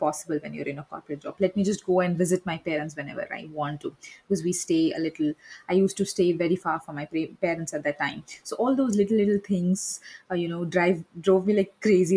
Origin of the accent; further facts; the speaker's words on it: India; I'm from India